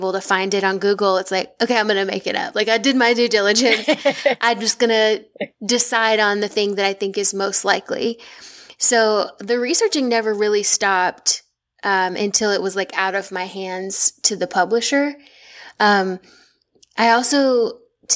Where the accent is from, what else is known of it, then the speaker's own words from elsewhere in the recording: the South, United States; if y'all can't hear it from my voice, I'm from the South. I'm not from Boston